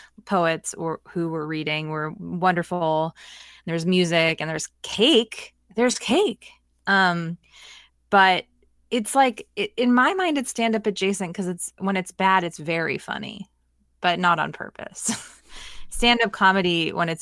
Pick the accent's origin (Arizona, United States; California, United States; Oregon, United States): Oregon, United States; Portland; I grew up in Portland, Oregon